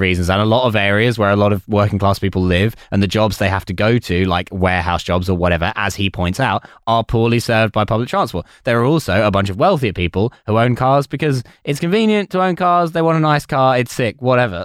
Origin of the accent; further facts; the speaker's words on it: Basildon, East of England, United Kingdom; I'm also from Basildon